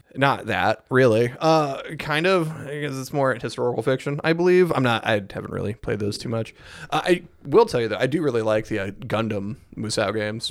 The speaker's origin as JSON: {"language": "English", "country": "United States", "said": "as an American"}